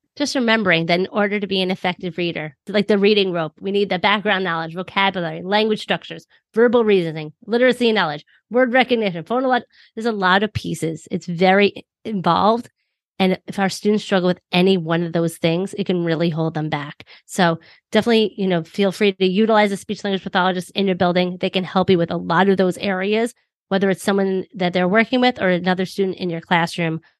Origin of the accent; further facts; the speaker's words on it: New York, United States; I'm from New York